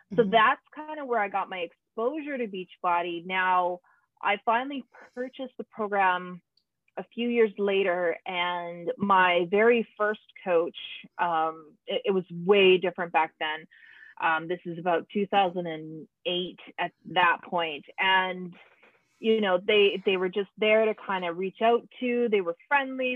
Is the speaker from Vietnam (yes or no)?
no; Canada; i'm canadian